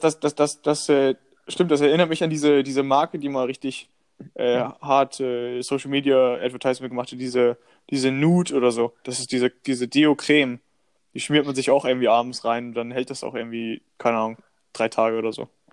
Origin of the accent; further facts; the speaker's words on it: Northern Germany, Germany; bei uns in Norddeutschland